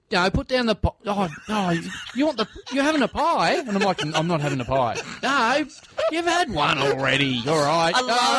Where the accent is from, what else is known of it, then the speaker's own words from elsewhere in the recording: country Victoria near Bendigo, Australia; I'm from Maribyrnong, from the country, it was the closest place like that would be in Bendigo, like an hour's drive